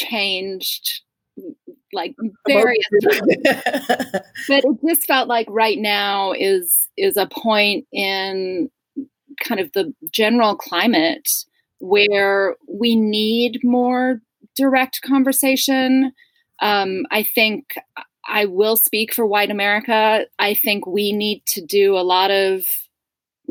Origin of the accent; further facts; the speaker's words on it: South Africa; now in United States; I'm an immigrant from South Africa